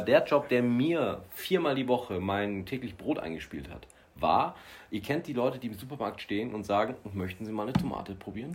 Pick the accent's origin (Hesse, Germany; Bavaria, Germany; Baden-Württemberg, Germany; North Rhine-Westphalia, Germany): Bavaria, Germany; ich komme aus Bayern